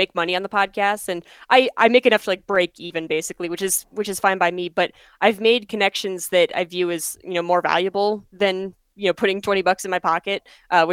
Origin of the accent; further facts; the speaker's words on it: Pennsylvania, United States; moved away as an adult; now in Colorado, United States; I was born in Pennsylvania, so I ended up in Colorado my freshman year of college